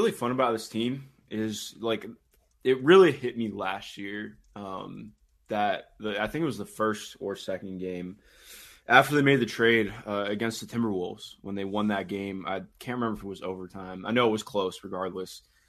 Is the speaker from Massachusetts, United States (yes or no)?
no; Cleveland, Ohio, United States; It's funny too, because I grew up in Cleveland. I still live there right now.